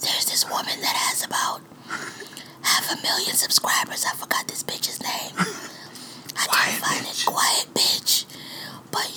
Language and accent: English; New York City, New York, United States; also born or lived in Upper Manhattan; I'm from Brooklyn